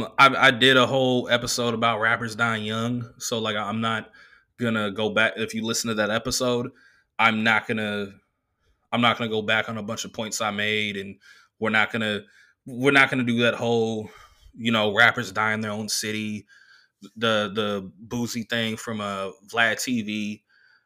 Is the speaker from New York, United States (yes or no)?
no; California, United States; now in Oakland, United States; as a kid growing up in Southern California for, like, the first half of my life, the first quarter of my life up until now, Kobe Bryant meant something. Even though by the time … came out, I was living in Oakland